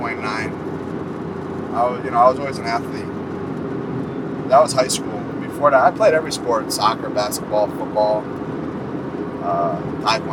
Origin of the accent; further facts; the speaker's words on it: Bayville, New Jersey, United States; also born or lived in New Brunswick, New Jersey; Bayville, New Jersey. I was born in New Brunswick, New Jersey